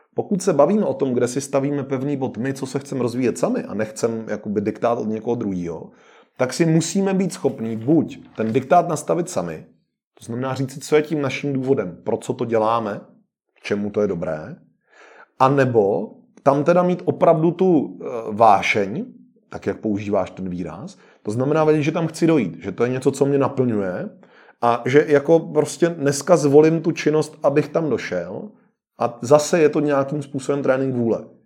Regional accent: Czechia; u nás v Čechách

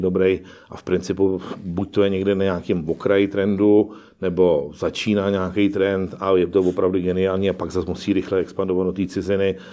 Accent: Prague, Czechia; sám jsem Pražák

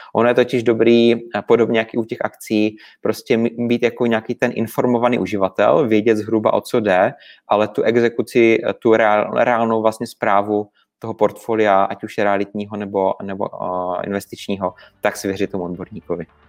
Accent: Brno, South Moravian Region, Czechia; u nás v Brně

